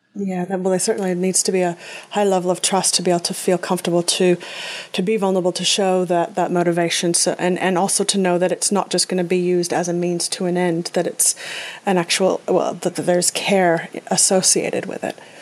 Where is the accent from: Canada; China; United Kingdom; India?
Canada; growing up in Canada, skiing was part of what we did